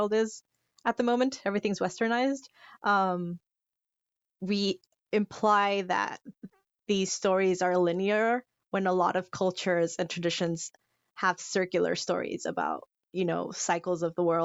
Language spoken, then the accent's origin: English; Yucatán, Mexico; I'm from the Yucatan, so I'm from that area